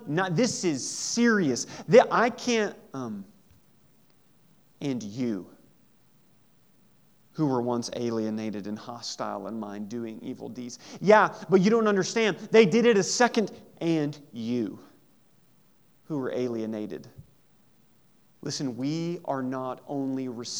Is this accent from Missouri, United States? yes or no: yes; Southeast Missouri, United States; in Southeast Missouri we would say, and y'all